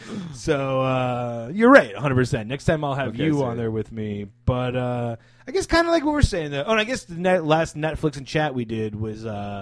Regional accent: Florida, United States; My home state never shutting down.

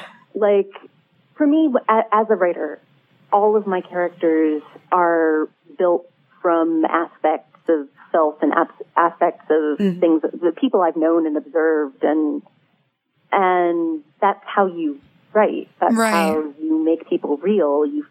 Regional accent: New York City, New York, United States; born there; also born or lived in Turkey / Canada / Sweden; I'm Jewish. I was born in New York City. I've lived in a lot of places. And I think of myself as an American

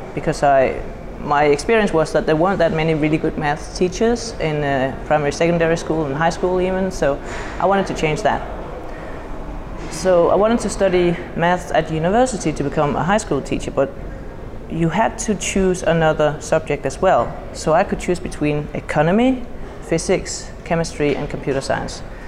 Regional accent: Denmark; I come from Denmark.

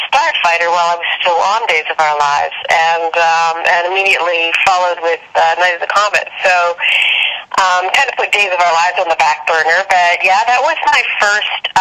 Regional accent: Canada; moved away as an adult; also born or lived in London, England / Los Angeles; I grew up in Canada

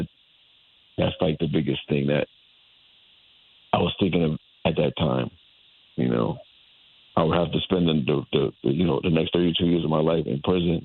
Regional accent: Hartford, Connecticut, United States; I'm a lifelong Connecticut resident. I was born in Hartford, Connecticut, and I grew up in the north end of Hartford.

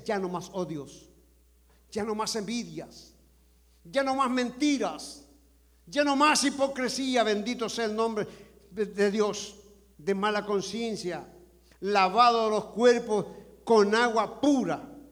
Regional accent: El Salvador; now in United States; como buen salvadoreño

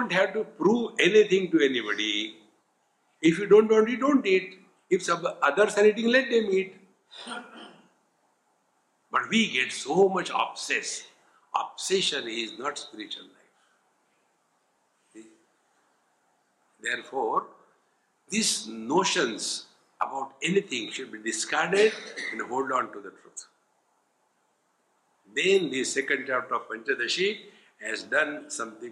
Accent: Varanasi, Uttar Pradesh, India; I am from Varanasi

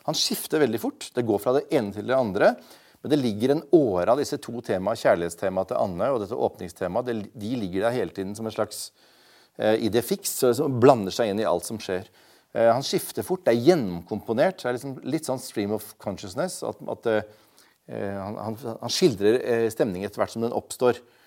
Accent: Bergen, Vestland, Norway; jeg vokste jo opp i Bergen

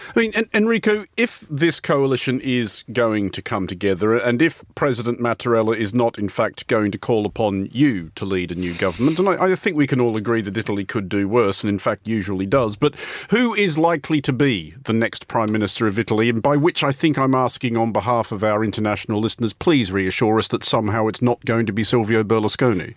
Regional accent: Australia; now in London, United Kingdom; an Australian living in London

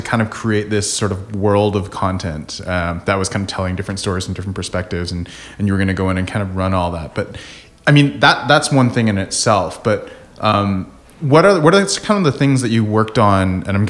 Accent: Canada; So as Canadians, you're like, oh, I have a chance. Totally. That's sort of the mentality that we have as Canadian filmmakers.

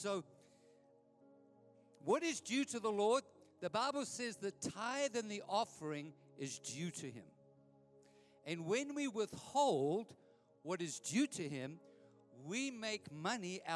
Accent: Edenvale, Gauteng, South Africa; I grew up in Edenvale, my wife and I.

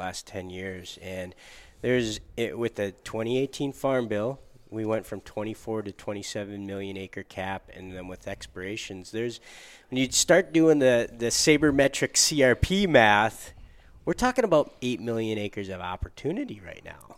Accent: Upper Peninsula of Michigan, United States; a native of the Upper Peninsula of Michigan

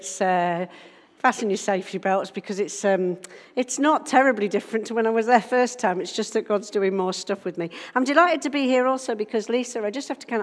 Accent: Isle of Man; now in Nottingham, United Kingdom; I'm from Nottingham, originally from the Isle of Man

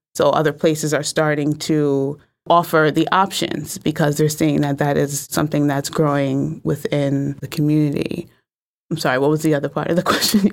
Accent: New Haven, Connecticut, United States; I'm from New Haven

